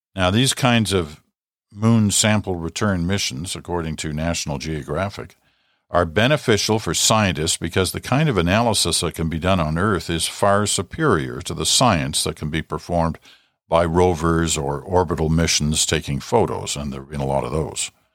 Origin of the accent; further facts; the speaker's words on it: Ottawa, Ontario, Canada; also born or lived in Britain; we'd come over from Britain in the mid nineteen fifties, in my early days growing up in Ottawa